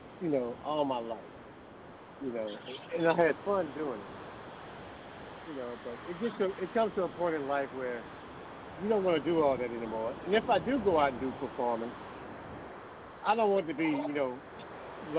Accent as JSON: {"language": "English", "town": "Clinton", "region": "Georgia", "country": "United States", "also_born_or_lived": "Macon, Georgia", "moved": "yes", "lives_now": "Atlanta, United States", "said": "Clinton, Georgia. That's where I'm originally from, down south. And I came up from Macon"}